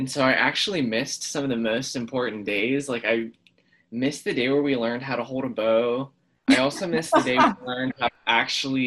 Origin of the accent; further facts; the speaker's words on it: Hilliard, Ohio, United States; I'm from Hilliard, Ohio